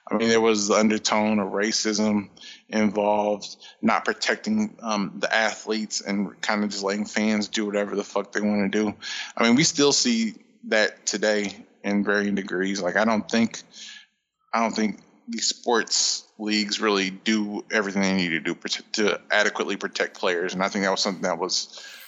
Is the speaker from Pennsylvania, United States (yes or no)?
no; Indiana, United States; I am from Indiana